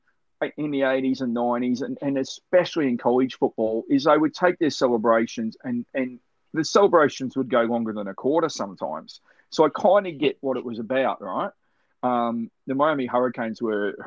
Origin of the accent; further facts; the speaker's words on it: Melbourne, Victoria, Australia; I was born in Melbourne